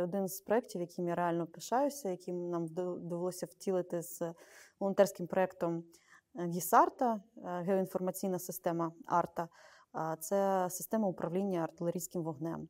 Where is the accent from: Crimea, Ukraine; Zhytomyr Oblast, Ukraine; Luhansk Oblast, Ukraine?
Zhytomyr Oblast, Ukraine; Zhytomyr; з мого рідного Житомира